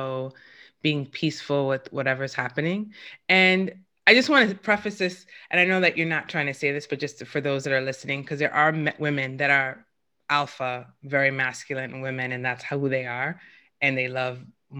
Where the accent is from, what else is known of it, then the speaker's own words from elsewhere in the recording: New York, United States; I have two brothers and I'm from New York, which is a pretty masculine city